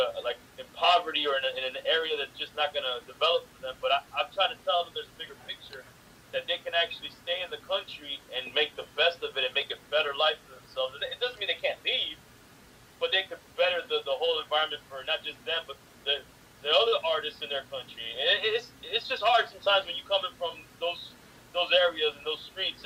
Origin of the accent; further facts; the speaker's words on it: Miami, Florida, United States; I'm from Miami, I'm from the South